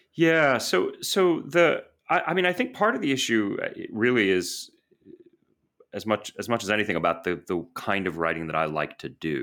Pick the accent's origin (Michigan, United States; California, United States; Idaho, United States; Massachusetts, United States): Massachusetts, United States; Boston; moved away as an adult; also born or lived in New York / London / Washington, D.C.; I grew up in Boston